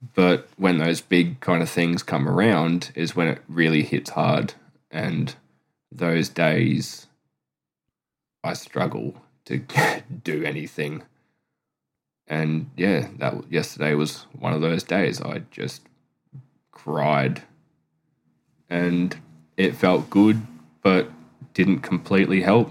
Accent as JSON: {"language": "English", "region": "Queensland", "country": "Australia", "moved": "as an adult", "lives_now": "South Australia, Australia", "said": "am from Queensland. I've lived there 33 years and I now live in South Australia."}